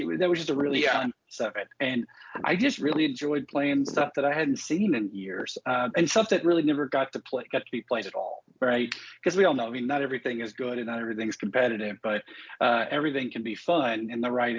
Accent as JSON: {"language": "English", "region": "Texas", "country": "United States", "said": "I'm from Texas"}